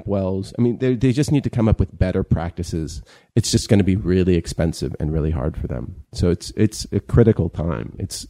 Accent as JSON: {"language": "English", "region": "California", "country": "United States", "tie": "born or raised there", "said": "I grew up in California"}